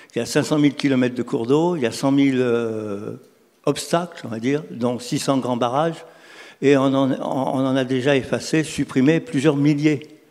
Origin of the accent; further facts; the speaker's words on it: Lyon, Auvergne-Rhône-Alpes, France; je suis lyonnais